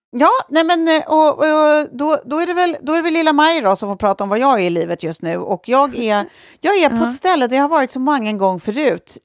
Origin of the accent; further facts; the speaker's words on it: Lidingö, Stockholm County, Sweden; bor på Lidingö där vi är uppvuxna, jag och Sofie